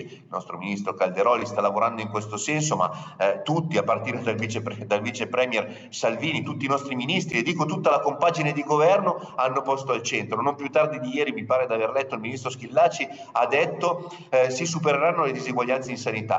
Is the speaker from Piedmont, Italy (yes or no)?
yes; Piedmont, Italy; dalle nostre parti in Piemonte si vive producendo